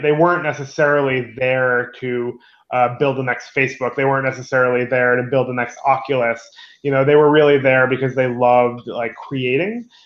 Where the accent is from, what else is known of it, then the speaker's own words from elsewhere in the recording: New York, United States; as a New Yorker